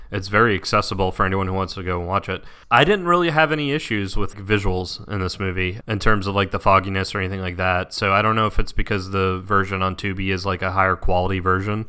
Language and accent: English; Southeast, United States; we're both from the Southeast and we're both very used to, like, podunk